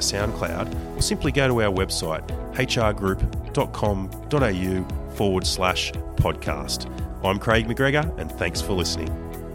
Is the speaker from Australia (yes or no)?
yes; Maitland, New South Wales, Australia; my hometown of Maitland